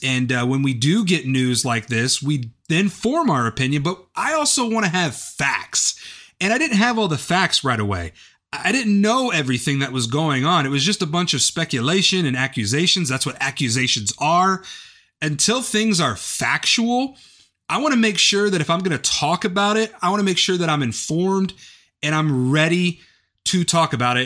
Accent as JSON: {"language": "English", "town": "Whiteland", "region": "Indiana", "country": "United States", "tie": "born or raised there", "said": "my hometown of Whiteland, Indiana"}